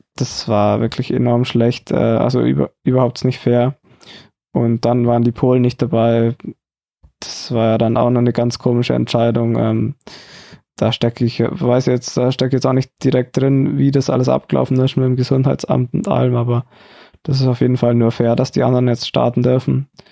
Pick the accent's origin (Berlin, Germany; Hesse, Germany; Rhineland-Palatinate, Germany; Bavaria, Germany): Bavaria, Germany; Oberstdorf; moved away